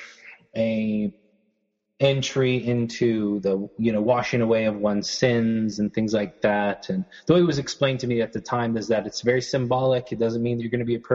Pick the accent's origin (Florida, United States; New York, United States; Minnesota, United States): Florida, United States; also born or lived in Detroit, Michigan / South Carolina; I am originally from Detroit, but I grew up in Florida.